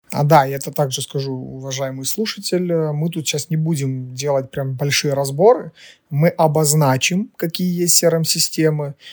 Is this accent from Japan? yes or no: no; Ukraine; Мы из Украины